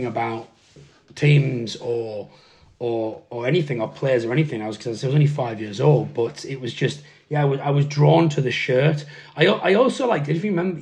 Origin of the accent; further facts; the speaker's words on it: Darlington, North East England, United Kingdom; growing up in the Northeast in the 80s and the 90s